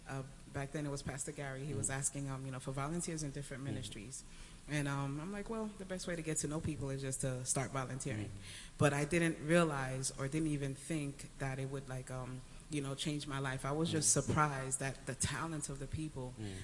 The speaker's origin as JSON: {"language": "English", "country": "Haiti", "moved": "yes", "said": "I'm from Haiti, so I worshipped in a Haitian church."}